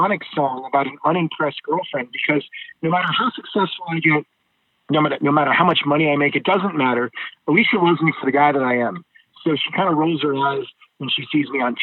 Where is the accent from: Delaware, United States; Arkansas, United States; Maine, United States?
Maine, United States; rural; now in Los Angeles, United States; I grew up on a farm in rural Maine. And I live out in California now.